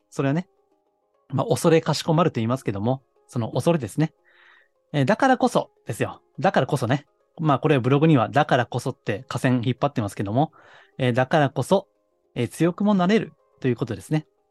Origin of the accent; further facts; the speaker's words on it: Kansai, Japan; accent: Kansai dialect; 私はあの、まあ時々関西弁が出ますけども、関西の下町生まれなんですね